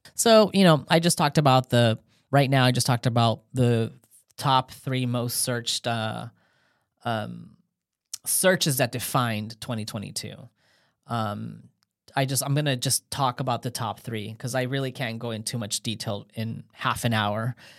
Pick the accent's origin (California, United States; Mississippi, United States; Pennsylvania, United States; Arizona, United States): California, United States; I'm from California